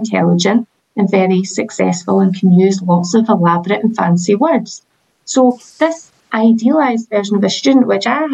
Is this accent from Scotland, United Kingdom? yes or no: yes; Edinburgh, Scotland, United Kingdom; I'm from Edinburgh, I lived in Edinburgh life